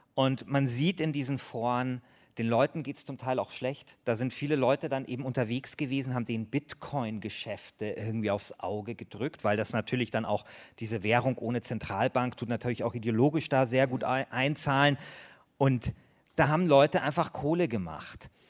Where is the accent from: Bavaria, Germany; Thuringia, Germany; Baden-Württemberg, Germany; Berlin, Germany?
Bavaria, Germany; ich bin ja aus Bayern